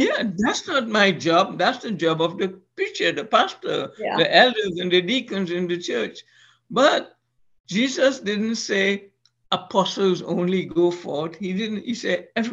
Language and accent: English; Trinidad & Tobago; moved away; Trinidad and Tobago, my home country